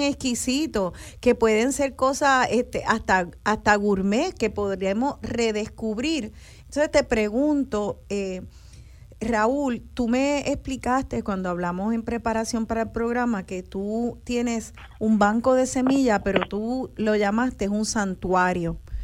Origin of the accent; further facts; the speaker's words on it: Puerto Rico; nosotros como, como boricuas